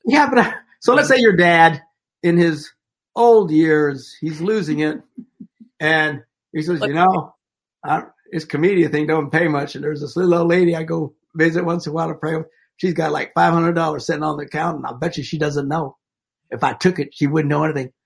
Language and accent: English; Wisconsin, United States; Where I grew up in Wisconsin